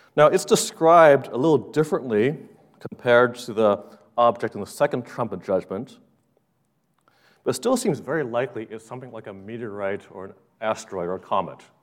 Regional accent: Los Angeles, California, United States; growing up in Los Angeles

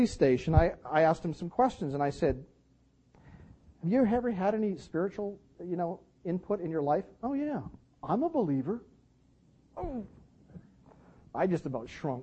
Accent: Canada; I'm from Canada

